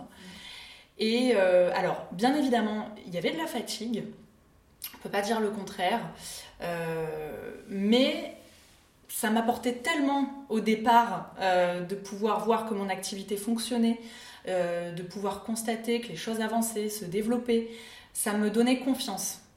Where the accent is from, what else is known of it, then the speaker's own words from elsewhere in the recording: Clermont-Ferrand, Auvergne-Rhône-Alpes, France; J'ai grandi, euh, à Clermont-Ferrand.